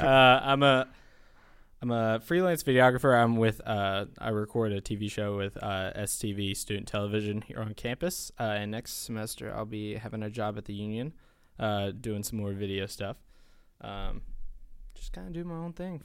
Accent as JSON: {"language": "English", "town": "Taylorsville", "region": "North Carolina", "country": "United States", "moved": "as an adult", "lives_now": "Chapel Hill, United States", "said": "I'm from Taylorsville, North Carolina in Alexander"}